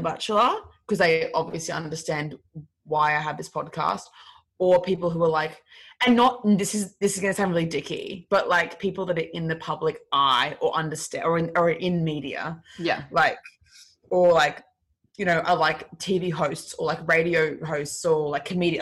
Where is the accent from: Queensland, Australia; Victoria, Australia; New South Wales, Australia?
Queensland, Australia; Brisbane; I'm from um I'm from Brisbane